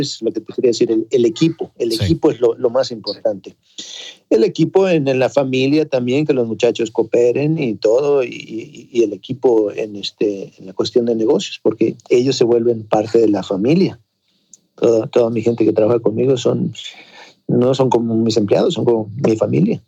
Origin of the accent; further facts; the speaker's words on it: Ensenada, Baja California, Mexico; moved away; also born or lived in Acapulco / Mexico City; yo nací en Ensenada, pero eh, viajábamos, mi papá se cambiaba a Acapulco, en la hotelería, luego a la Ciudad de México, pero prácticamente en Ensenada crecí.